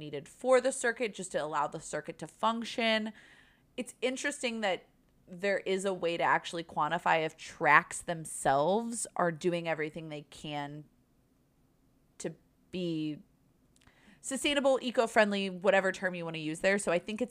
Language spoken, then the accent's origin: English; United States; As an American